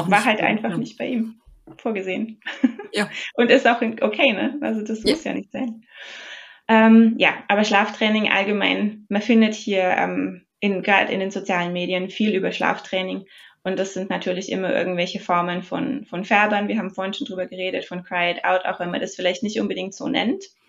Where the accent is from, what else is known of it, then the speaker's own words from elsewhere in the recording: Germany; now in New Jersey, United States; Wir als, als Deutsche